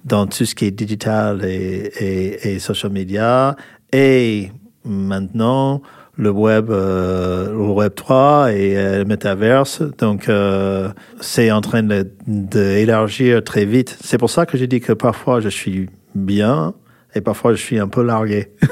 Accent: California, United States; French is a second language; moved away as an adult; now in France; je suis américain, des Californies

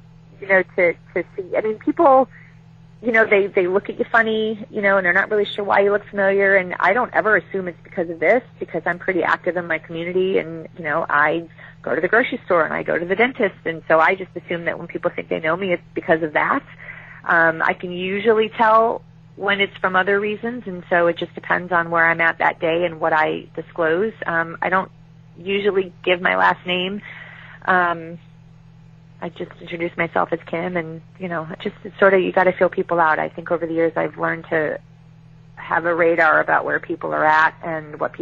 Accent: Chicago, Illinois, United States; I was raised as in Chicago

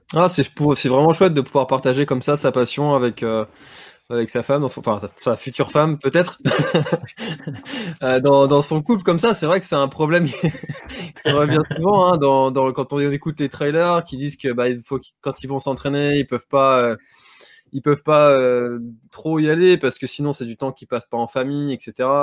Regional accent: Brittany, France; en tant que Breton

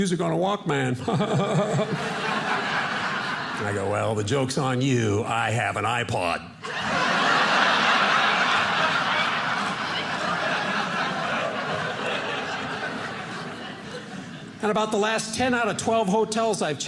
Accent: Seattle, Washington, United States; I'm from Seattle.

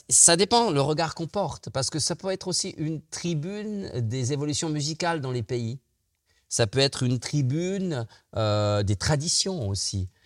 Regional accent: Switzerland; nous les Suisses.

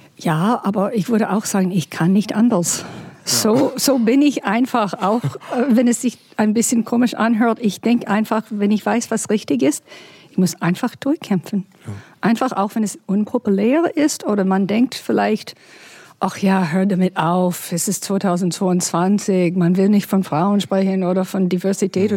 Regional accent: United States; German is a second language; now in Berlin, Germany; ich bin ein bisschen damit geboren als Amerikanerin

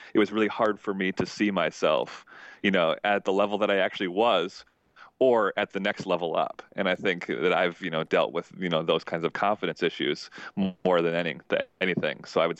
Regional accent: Minnesota, United States; I never actually even had the goal of being a pro tennis player. I came from Minnesota. I played Division III tennis.

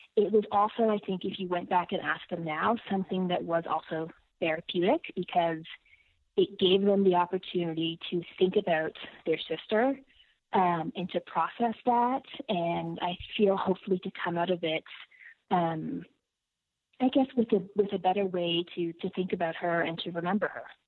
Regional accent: Ottawa, Ontario, Canada; moved away as an adult; also born or lived in Toronto / Ethiopia; I grew up in Ottawa. I lived in Toronto for 15 years

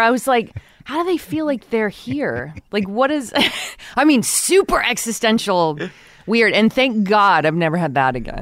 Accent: Texas City, Texas, United States; I grew up in Texas City

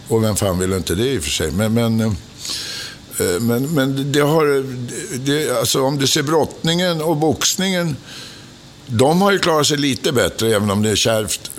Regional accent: Stockholm, Stockholm County, Sweden; Jag är född på Åsögatan

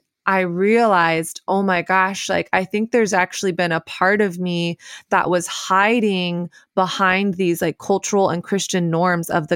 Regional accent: the South, United States; growing up in the South

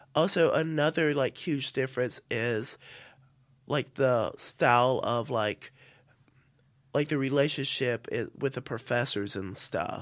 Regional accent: South Carolina, United States; moved away as an adult; now in St Andrews, United Kingdom; I'm from the South

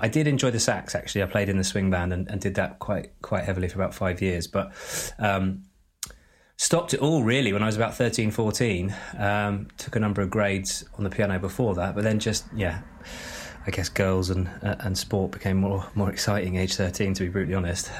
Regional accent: Glastonbury, South West England, United Kingdom; I grew up just outside Glastonbury, uh, in the middle of nowhere

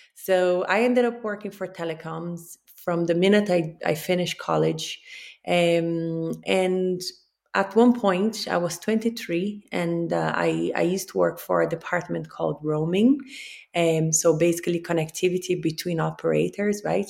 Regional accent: Rio de Janeiro, Brazil; moved away; I'm from Rio

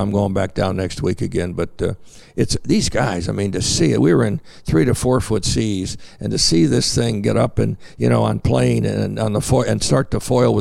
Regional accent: United States; as an American

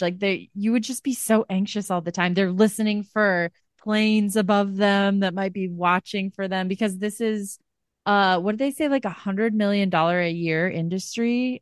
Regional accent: Iowa, United States; I'm from Iowa. I'm from, like, small town Midwest

